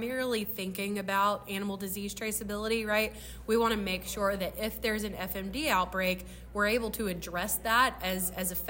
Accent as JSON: {"language": "English", "region": "North Florida", "country": "United States", "tie": "born or raised there", "also_born_or_lived": "Alabama", "moved": "yes", "lives_now": "Washington, D.C., United States", "said": "I grew up in Florida, in North Florida"}